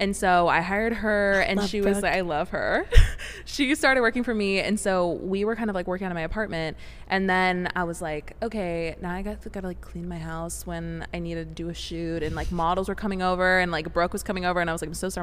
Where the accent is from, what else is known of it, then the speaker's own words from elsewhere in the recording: Vancouver, Washington, United States; moved away as an adult; also born or lived in Portland, Oregon; now in San Diego, United States; Portland, Oregon, pretty much like the outskirts. I was technically in Vancouver, Washington